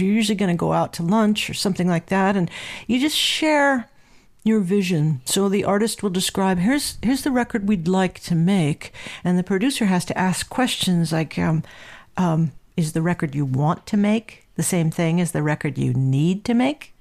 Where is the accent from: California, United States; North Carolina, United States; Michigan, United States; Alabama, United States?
California, United States; Southern; I grew up in Southern California